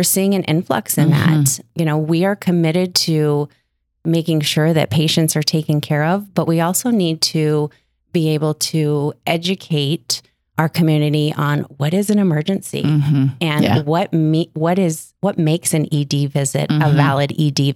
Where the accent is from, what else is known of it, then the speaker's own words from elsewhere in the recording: Billings, Montana, United States; I'm from Billings